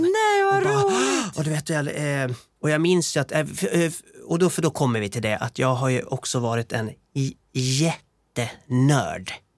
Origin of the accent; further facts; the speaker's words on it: Borlänge, Dalarna County, Sweden; jag som musikalkille fick väldigt mycket av min hemstad. Eh, det fanns en dansstudio, Borlänge dansstudio